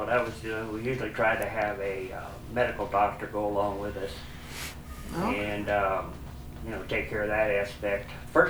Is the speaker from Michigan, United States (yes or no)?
no; California, United States; moved away as an adult; also born or lived in South America; now in Lawrenceburg, United States; I was born in California, and I lived out there while I was through college. And then we went to South America and worked for 3 years down there. And then I moved to Lawrenceburg, and I've been in Lawrenceburg 37 years now.